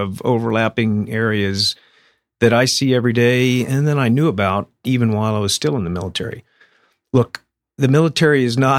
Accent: Winter Haven, Florida, United States; moved away; It's great to be back in Winter Haven, my hometown.

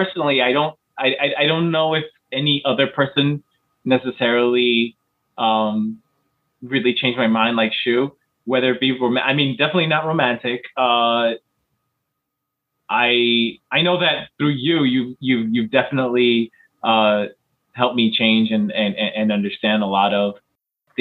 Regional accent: United States; I grew up in the United States and went through public

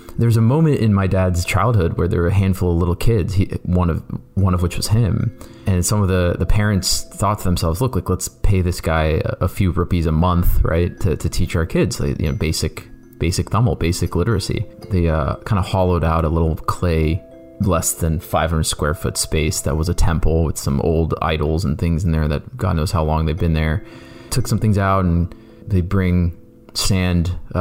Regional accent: Canton, Ohio, United States; I grew up in Canton, Ohio

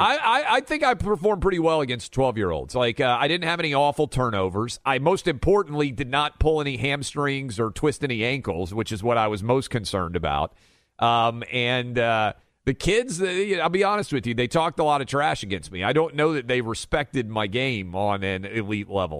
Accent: Tennessee, United States; my home state of Tennessee

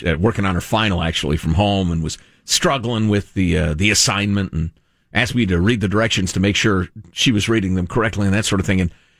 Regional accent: Midwest, United States; I am a Midwesterner

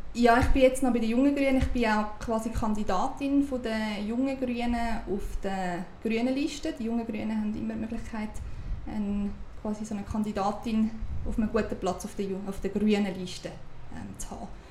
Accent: Uri, Switzerland; now in Zurich, Switzerland; Ich bin im Kanton Uri aufgewachsen

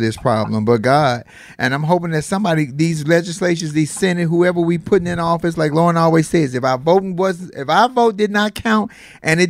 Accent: Chicago, Illinois, United States; I'm from Chicago.

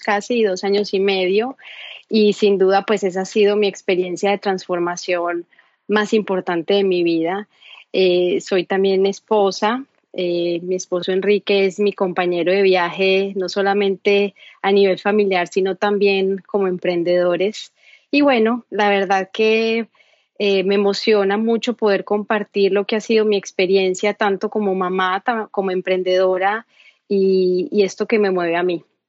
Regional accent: Medellín, Antioquia, Colombia; soy colombiana, soy de Medellín

